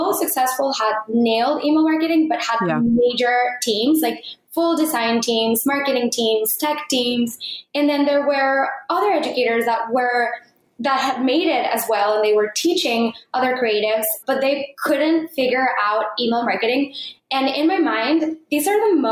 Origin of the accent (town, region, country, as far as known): Mexico; born or raised there; moved away